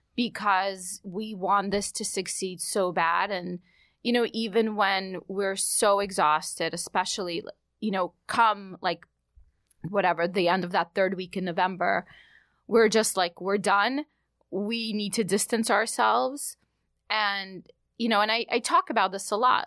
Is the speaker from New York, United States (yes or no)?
yes; New York City, New York, United States; also born or lived in Odessa, Ukraine; as a kid growing up in New York